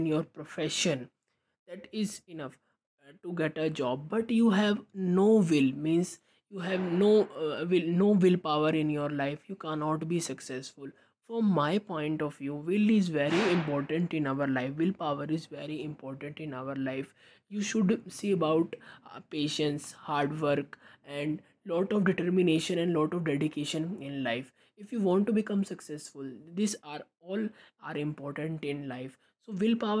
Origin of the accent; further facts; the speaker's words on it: India; I am from India